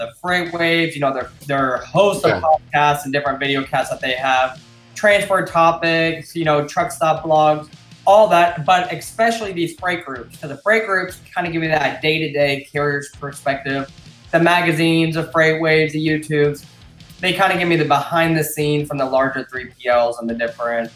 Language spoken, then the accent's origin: English; Illinois, United States; This happens to be my hometown